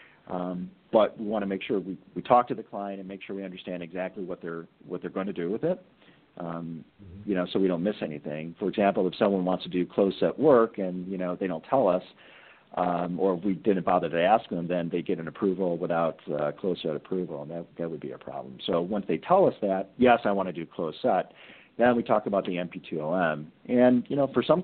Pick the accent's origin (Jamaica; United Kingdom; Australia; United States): United States; Chicago, Illinois; my hometown, Chicago